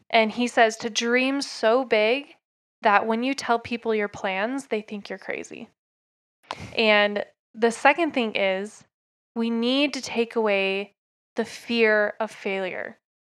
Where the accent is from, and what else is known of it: Oak Grove, Oregon, United States; born or raised there; now in Utah, United States